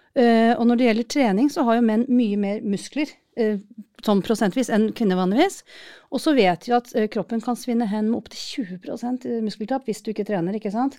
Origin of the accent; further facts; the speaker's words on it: Norway; jeg kommer fra Norge